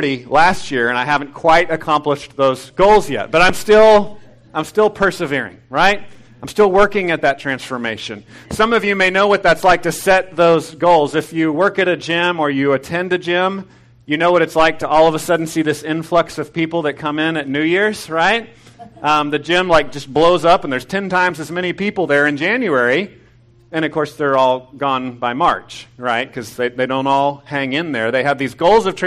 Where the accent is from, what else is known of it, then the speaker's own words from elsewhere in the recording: Temple, Texas, United States; moved away; I grew up in Temple. I don't live there anymore